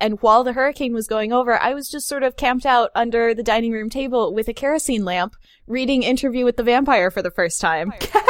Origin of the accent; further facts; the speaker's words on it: Florida, United States; moved away as an adult; also born or lived in Missouri; I grew up in Florida.